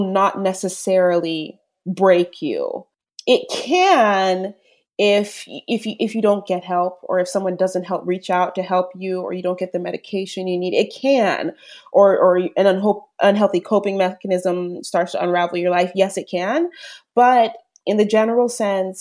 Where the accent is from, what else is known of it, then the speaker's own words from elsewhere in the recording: United States; being raised an American too